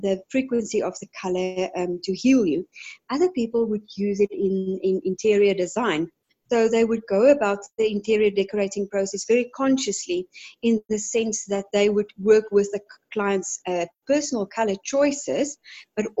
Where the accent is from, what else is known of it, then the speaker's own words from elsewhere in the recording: Johannesburg, Gauteng, South Africa; I am from Johannesburg in South Africa